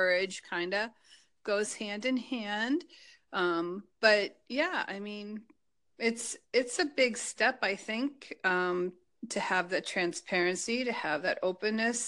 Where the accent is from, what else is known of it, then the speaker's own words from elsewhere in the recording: New Hampshire, United States; I'm from New Hampshire